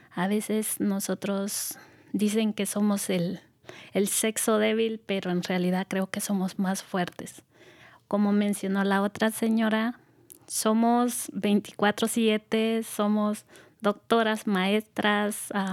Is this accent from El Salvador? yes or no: yes; El Salvador; moved away as an adult; now in United States; yo soy originaria del Salvador